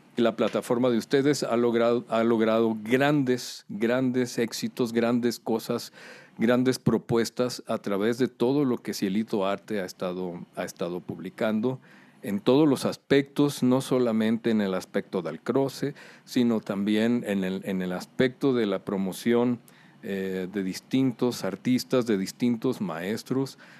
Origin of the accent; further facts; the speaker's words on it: Culiacán, Sinaloa, Mexico; Yo soy originario de Culiacán, Sinaloa